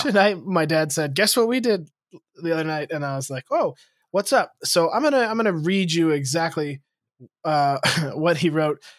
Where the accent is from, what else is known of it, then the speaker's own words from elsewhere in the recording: Lewistown, Montana, United States; moved away; my hometown, Lewistown